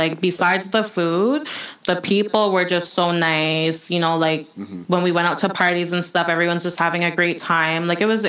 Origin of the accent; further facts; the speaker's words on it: Jamaica; first language English; now in Canada; I'm Jamaican. I love going to Jamaica. Like, right. I just love... You just have that feeling that you're home.